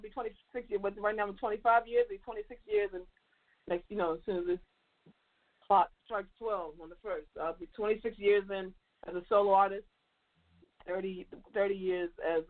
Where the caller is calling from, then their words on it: Baltimore, Maryland, United States; I'm still in Baltimore.